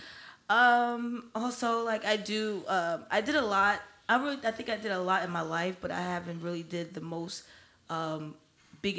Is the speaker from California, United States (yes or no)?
no; New Jersey, United States; my hometown and home state of New Jersey, a.k.a. Jersey